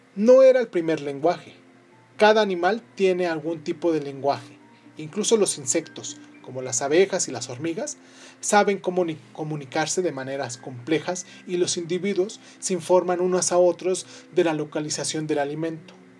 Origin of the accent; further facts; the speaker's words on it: Mexico; soy de México